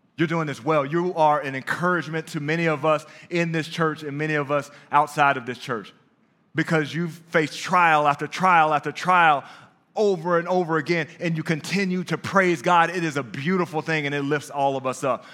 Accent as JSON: {"language": "English", "town": "Dallas", "region": "Texas", "country": "United States", "also_born_or_lived": "Brooklyn, New York", "said": "Dallas, Texas, home"}